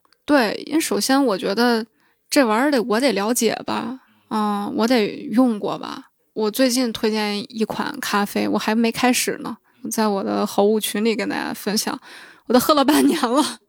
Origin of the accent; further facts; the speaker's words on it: Shanxi, China; moved away; 我的老家山西